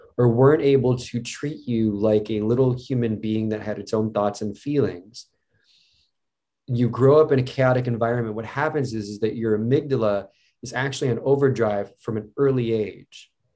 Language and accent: English; Cleveland, Ohio, United States; I grew up in Cleveland